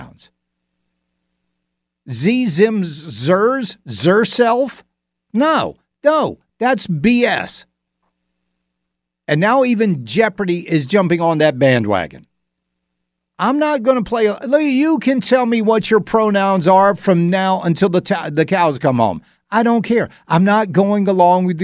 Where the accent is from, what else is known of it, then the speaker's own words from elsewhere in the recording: Augusta, United States; moved away; When I was in Augusta and my hometown